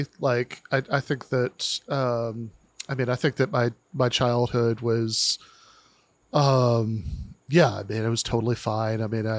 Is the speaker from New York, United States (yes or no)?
no; East Lansing, Michigan, United States; moved away; I grew up in mid-Michigan.